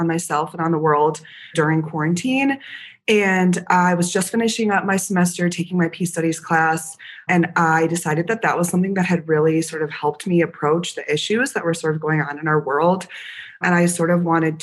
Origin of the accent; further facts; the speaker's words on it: Madison, Wisconsin, United States; I am a double marketing and peace studies major from Madison, Wisconsin